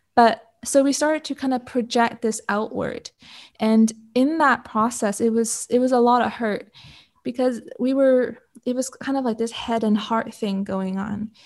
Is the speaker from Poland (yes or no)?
no; Canada; also born or lived in Hong Kong; I'm Canadian, born in Hong Kong, but grew up in Canada